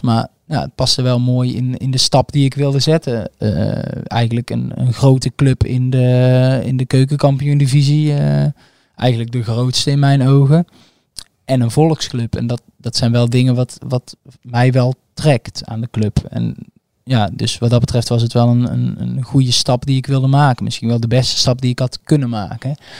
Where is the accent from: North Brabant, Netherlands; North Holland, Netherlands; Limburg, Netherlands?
North Brabant, Netherlands; also born or lived in Bonaire; ik ben een Brabander